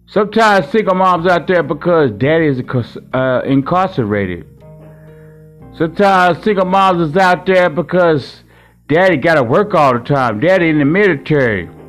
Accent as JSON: {"language": "English", "town": "Hot Springs", "region": "Arkansas", "country": "United States", "tie": "born or raised there", "moved": "yes", "lives_now": "Milwaukee, United States", "said": "I live in Milwaukee, Wisconsin right now, but I'm raised from Hot Springs, Arkansas."}